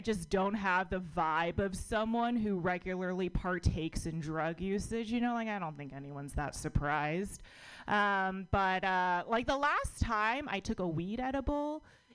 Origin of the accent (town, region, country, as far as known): United States; born or raised there